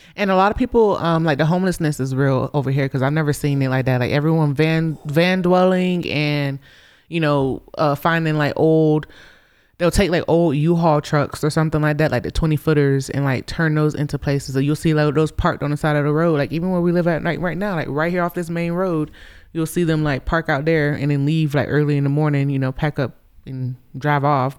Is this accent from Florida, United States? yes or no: yes; Gainesville, Florida, United States; moved away as an adult; now in Colorado, United States; I grew up in Florida, you know, in Gainesville, Florida